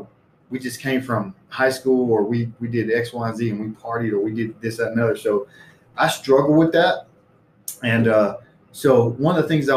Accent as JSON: {"language": "English", "region": "Alabama", "country": "United States", "tie": "born or raised there", "also_born_or_lived": "Misawa, Japan", "moved": "as an adult", "said": "Alabama, where I grew up with my friends"}